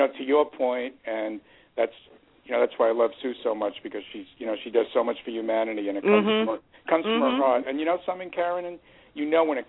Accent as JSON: {"language": "English", "town": "New York City", "region": "New York", "country": "United States"}